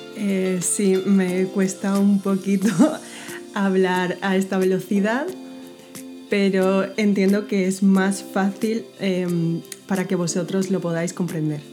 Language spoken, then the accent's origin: Spanish; Spain; first language Spanish